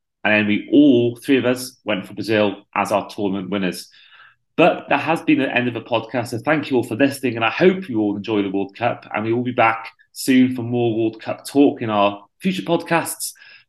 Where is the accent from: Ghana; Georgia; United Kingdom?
United Kingdom; Wales; as a Welshman